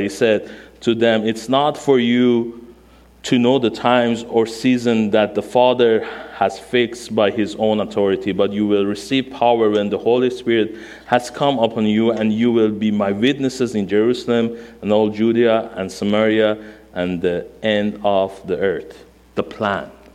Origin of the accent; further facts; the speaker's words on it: Iran; first language Armenian; English is a second language; moved away as an adult; now in United States; my mother language is Armenian. Um, i born and raised in Iran, um, 1979, 42 years old.